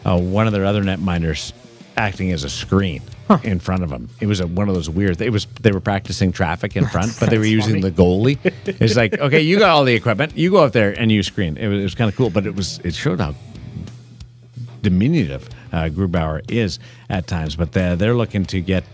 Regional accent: Canada; moved away; I'm from there

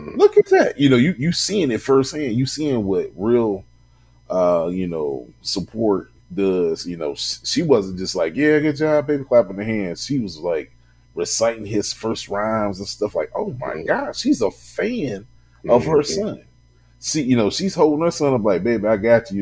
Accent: Louisville, Kentucky, United States; in my hometown

